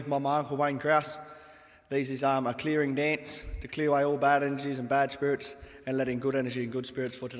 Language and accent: English; New South Wales, Australia; as we are actually from Gamilaroi and also Wiradjuri.